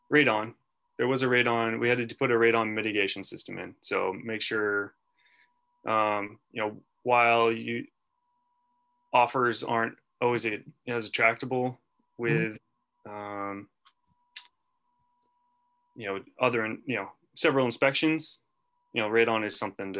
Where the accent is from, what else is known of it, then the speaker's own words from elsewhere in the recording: Portland, Maine, United States; also born or lived in Fayetteville, North Carolina; now in Manchester, United States; the Portland, Maine area where I grew up